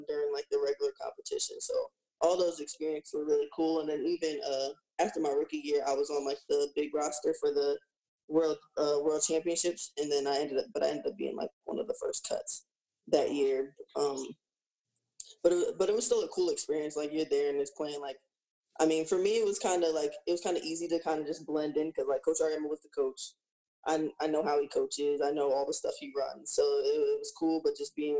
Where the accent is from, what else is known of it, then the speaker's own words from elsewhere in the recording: New York, United States; moved away as an adult; now in Minneapolis, United States; growing up in New York